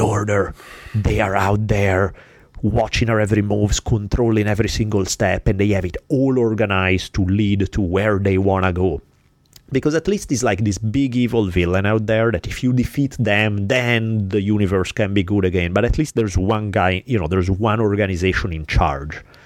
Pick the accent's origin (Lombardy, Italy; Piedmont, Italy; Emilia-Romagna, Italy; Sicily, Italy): Lombardy, Italy; Milan; moved away; growing up in Milan